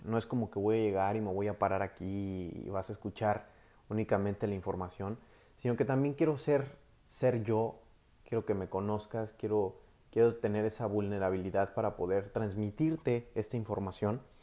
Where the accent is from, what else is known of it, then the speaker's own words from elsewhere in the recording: Mexico; Soy mexicano, tengo 27 años actualmente